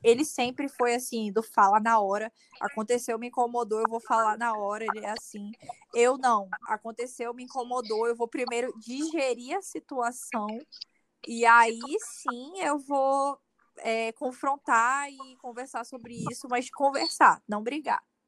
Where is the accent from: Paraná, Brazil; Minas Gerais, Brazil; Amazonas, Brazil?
Amazonas, Brazil; Manaus; eu sou de Manaus, Amazonas